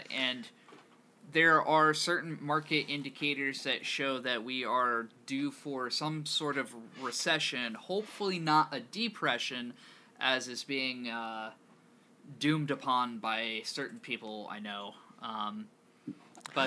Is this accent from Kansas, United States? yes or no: yes; Kansas, United States; growing up in Kansas